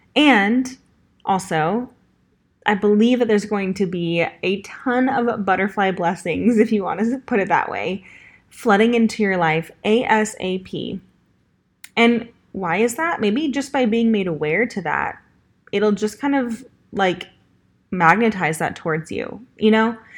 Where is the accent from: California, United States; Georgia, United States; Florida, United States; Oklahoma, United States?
California, United States; Los Angeles; accent: Valley Girl; moved away as an adult; now in Nashville, United States; I am from Los Angeles, California